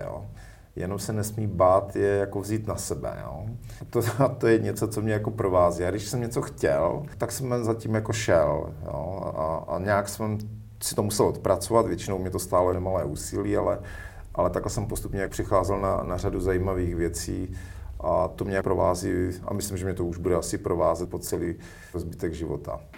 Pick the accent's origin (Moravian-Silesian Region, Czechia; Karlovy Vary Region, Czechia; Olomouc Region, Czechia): Olomouc Region, Czechia; Zábřeh; já jsem se narodil v Zábřeze na Moravě, vyrůstal jsem v lesích od dětství